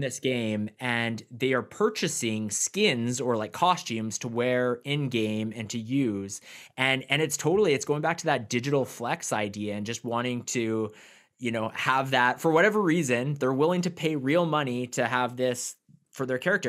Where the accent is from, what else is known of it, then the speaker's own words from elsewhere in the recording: Canada; I'm from Canada